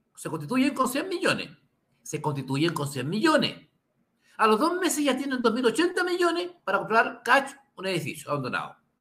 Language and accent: Spanish; Santiago, Santiago Metropolitan Region, Chile; Somos vecinos de Santiago